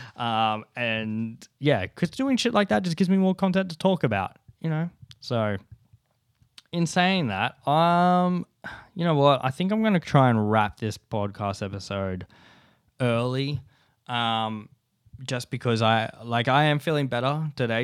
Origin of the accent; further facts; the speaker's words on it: Ulladulla, New South Wales, Australia; moved away; growing up in Ula Dulla